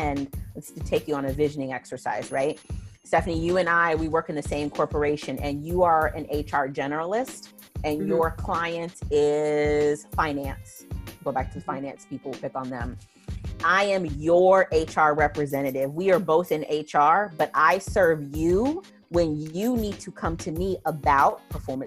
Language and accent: English; Arizona, United States; moved away as an adult; also born or lived in Chicago, Illinois / Atlanta, Georgia / Brazil; But I was born in Chicago, grew up in Arizona, and moved to Atlanta, Georgia, not too long after high school.